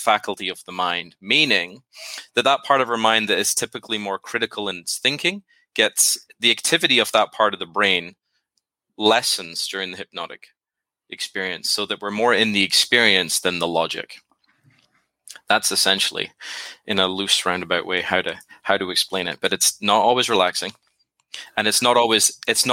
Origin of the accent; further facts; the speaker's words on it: Scotland, United Kingdom; now in Nashville, United States; I'm originally from Scotland, but I live in Nashville, Tennessee now